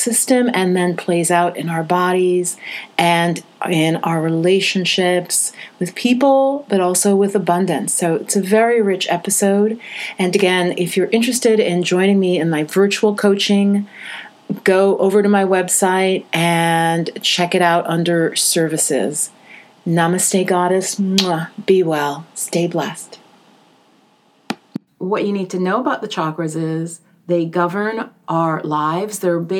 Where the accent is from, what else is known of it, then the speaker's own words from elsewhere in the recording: Jamaica; born there; So in my case, for example, I was born in Jamaica, and my mom immigrated probably when I was around 7 or 8.